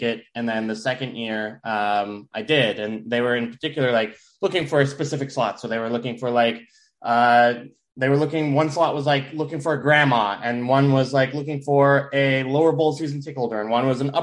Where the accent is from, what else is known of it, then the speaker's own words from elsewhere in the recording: Riverton, Utah, United States; also born or lived in Murray, Utah; I grew up in Murray and then moved to Riverton when I was about 10.